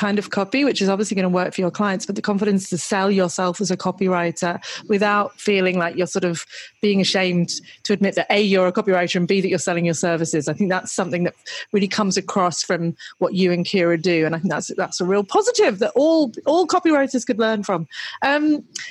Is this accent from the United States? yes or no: no; United Kingdom; now in Australia; I'm British living in Australia